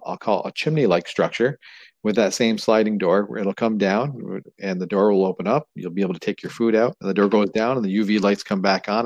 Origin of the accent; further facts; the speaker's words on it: Canada; You know, we're Canadian. We're doing an Ontario-based business.